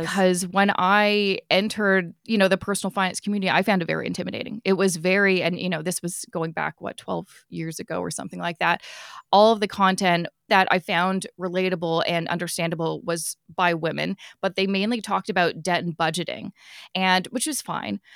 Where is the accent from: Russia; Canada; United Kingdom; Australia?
Canada; Vancouver, British Columbia; I'm originally from Vancouver